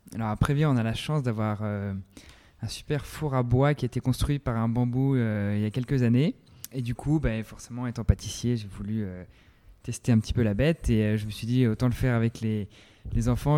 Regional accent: France; chez nous en France

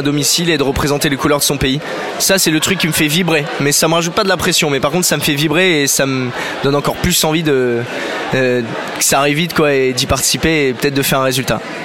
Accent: Bordeaux, Nouvelle-Aquitaine, France; je suis bordelais

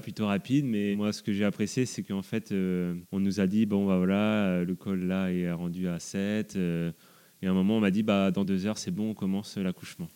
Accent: south of Rennes, Brittany, France; je suis originaire du sud de Rennes

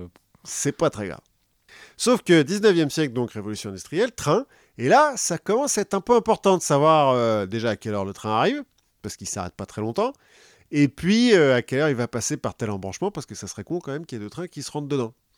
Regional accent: France; comme on est français

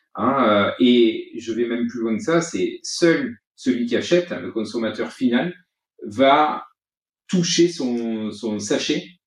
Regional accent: Vaucluse, Provence-Alpes-Côte d'Azur, France; ma région d'origine qui est le Vaucluse

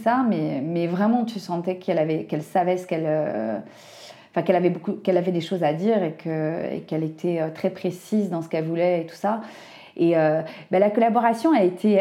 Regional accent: Brittany, France; je connais bien la Bretagne, je suis bretonne

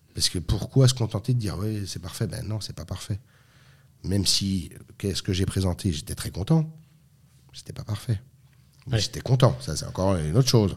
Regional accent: France; moved away as an adult; also born or lived in Lorraine; now in Switzerland; je suis français, donc je suis pas suisse

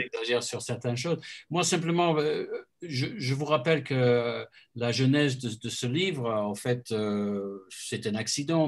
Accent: Christchurch, Canterbury, New Zealand; now in France; chez moi à Christchurch

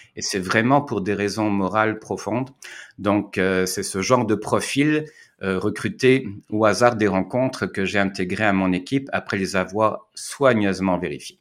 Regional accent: Caen, Normandy, France; moved away as an adult; also born or lived in Quebec, Canada; now in Montreal, Canada; je suis citoyen français, je suis né à Caen, en Normandie, mais ça fait 22 ans que je suis au Québec

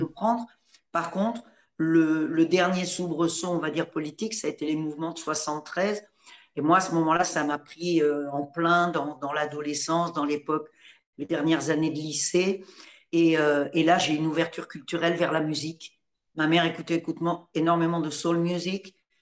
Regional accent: Normandy, France; also born or lived in Paris; moi je suis née en Normandie

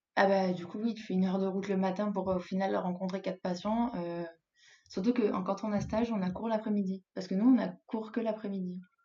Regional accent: Grenoble, Auvergne-Rhône-Alpes, France; moved away as an adult; now in Spain; moi, je viens de Grenoble, donc euh, des montagnes, on en a partout

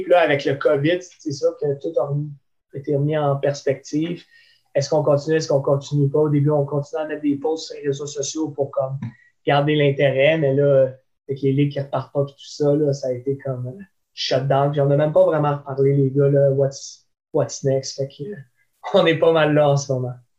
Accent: Laval, Quebec, Canada; je viens de Laval

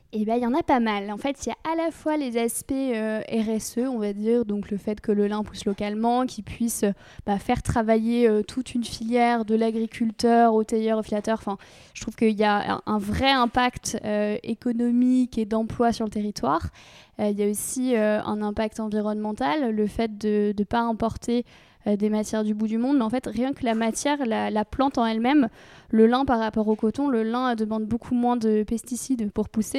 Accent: Normandy, France; J'ai grandi en Normandie

